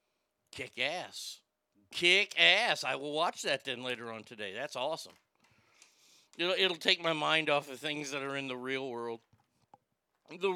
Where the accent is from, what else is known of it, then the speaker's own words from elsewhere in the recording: United States; I was born in America